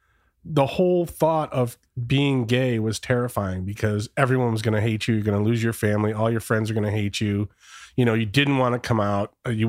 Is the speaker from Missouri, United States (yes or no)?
no; Detroit metro area, Michigan, United States; I'm from the Detroit metro area. Okay. So I grew up in a very small, very racist little town at the time.